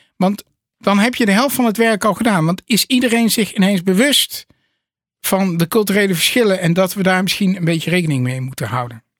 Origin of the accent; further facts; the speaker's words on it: Netherlands; Wij zijn trouwens als Nederlanders ook low context